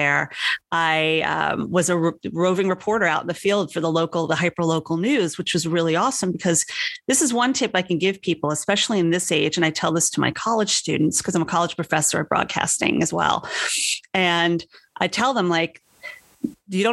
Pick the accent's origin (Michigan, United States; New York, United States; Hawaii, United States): New York, United States; moved away as an adult; I'm a born and bred New Yorker